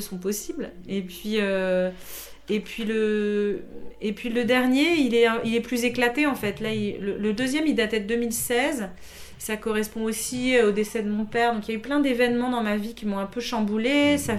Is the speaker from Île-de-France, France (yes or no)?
yes; Paris, Île-de-France, France; moved away as an adult; also born or lived in Montreal, Quebec; je suis parisienne vraiment. Alors je suis née à Paris, j'ai grandi à Paris.